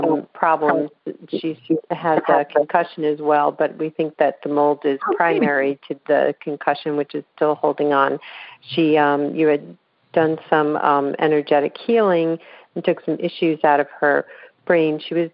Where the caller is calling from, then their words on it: Raleigh, North Carolina, United States; I'm calling from Raleigh, North Carolina.